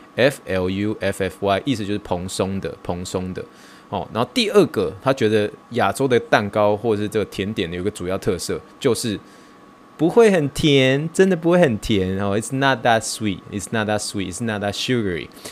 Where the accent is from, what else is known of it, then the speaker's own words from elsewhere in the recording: Taiwan; 我来自台湾